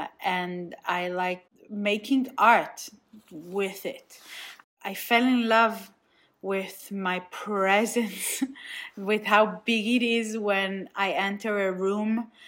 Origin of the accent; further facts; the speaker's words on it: Nigeria; now in Israel; Second of all, I grew up in Nigeria, but I feel like Israel is like the main part of my identity.